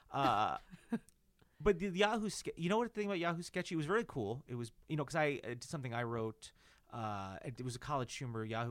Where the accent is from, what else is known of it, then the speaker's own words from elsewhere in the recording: New Jersey, United States; which is my hometown